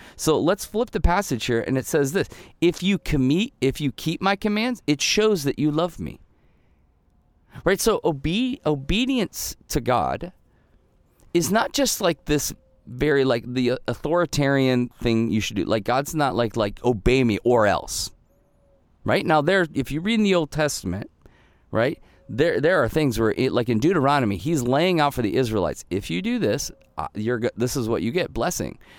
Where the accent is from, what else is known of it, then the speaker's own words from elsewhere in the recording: Ohio, United States; also born or lived in Michigan; we moved to Ohio, I think, when I was two. So I spent my, the entirety of my childhood in Ohio.